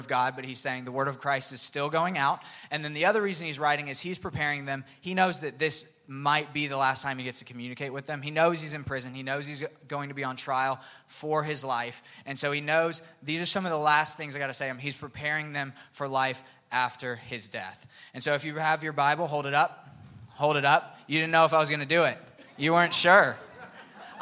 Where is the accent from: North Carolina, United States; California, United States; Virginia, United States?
Virginia, United States; Northern; moved away as an adult; also born or lived in Buffalo, New York; now in Auburn, United States; I was actually born in Auburn, lived here till I was about 5 or 6, and then I grew up outside of Washington, D.C., so Northern Virginia, that area